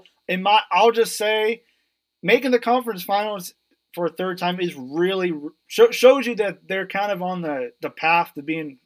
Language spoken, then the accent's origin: English; Kansas City, United States; I'm also from Kansas City